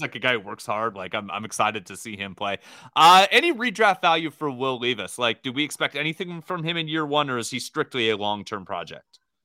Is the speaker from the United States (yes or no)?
yes; Corvallis, Oregon, United States; I grew up near Oregon State University